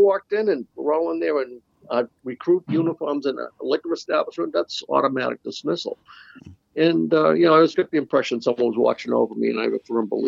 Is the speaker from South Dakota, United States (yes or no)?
no; Boston, Massachusetts, United States; So I grew up in the Dorchester part of Boston, you know, city kid